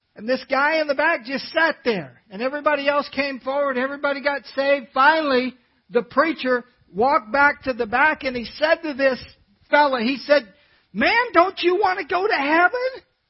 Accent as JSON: {"language": "English", "region": "California", "country": "United States", "tie": "born or raised there", "said": "I was born in California"}